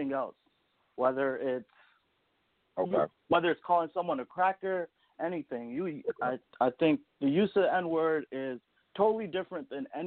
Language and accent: English; Bangladesh; I'm from Bangladesh.